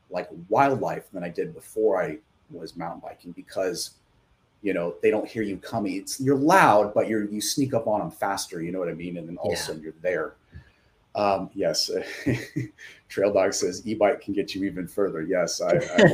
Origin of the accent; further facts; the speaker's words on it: Santa Paula, California, United States; also born or lived in Camarillo, California / Los Angeles, California; now in Thousand Oaks, United States; I'm from the 805 area of Ventura County. Like I grew up in Santa Paula and Camarillo